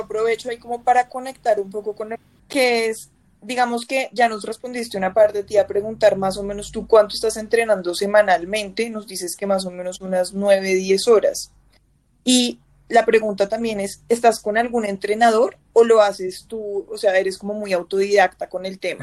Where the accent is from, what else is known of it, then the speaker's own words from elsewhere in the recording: Bogotá, Colombia; nosotros los, bogotanos y los colombianos en general